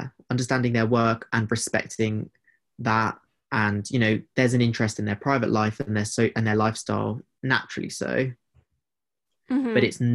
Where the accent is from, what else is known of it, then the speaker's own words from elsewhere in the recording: United Kingdom; being British